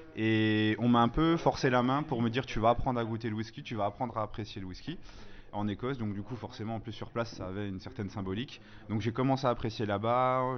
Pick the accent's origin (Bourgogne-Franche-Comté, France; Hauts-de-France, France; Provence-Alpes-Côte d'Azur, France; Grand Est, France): Bourgogne-Franche-Comté, France; moved away as an adult; also born or lived in Alsace; je viens de Franche-Comté. Je suis pas alsacien, moi, donc pareil, je suis franc-comtois.